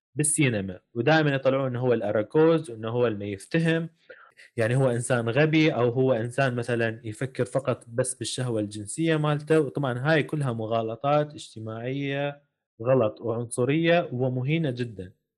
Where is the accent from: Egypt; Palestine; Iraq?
Iraq; accent: Iraqi; احنا نقول بالعراقي